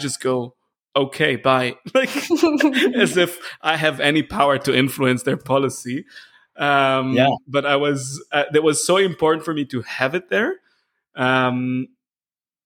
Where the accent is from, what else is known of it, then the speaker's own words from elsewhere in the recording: Israel; moved away as an adult; also born or lived in Munich, Germany; I moved back to Israel, which is my home country. And after 13 years in Munich